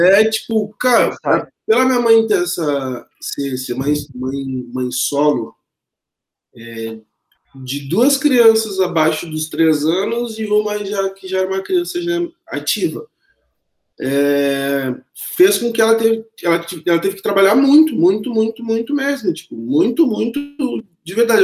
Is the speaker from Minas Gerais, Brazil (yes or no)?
no; Pelotas, Rio Grande do Sul, Brazil; moved away as an adult; nascido dia 13 de 9 de 1985, em Pelotas, onde eu residi até três anos atrás, onde fiz minha formação também escolar, acadêmica. Eu quase nunca saí de lá, eu sou pelotense nato demais